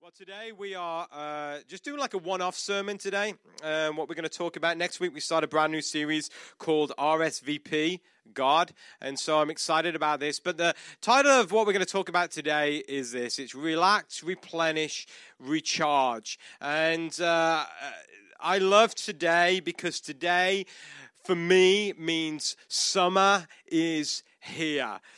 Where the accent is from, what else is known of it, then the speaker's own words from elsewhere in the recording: United Kingdom; moved away as an adult; I'm not Australian, I'm not South African, I'm, I'm British